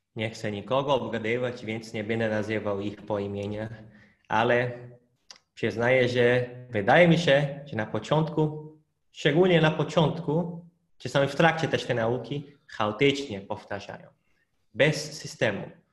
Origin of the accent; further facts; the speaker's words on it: Hungary; Polish is a second language; now in Poland; u nas na Węgrzech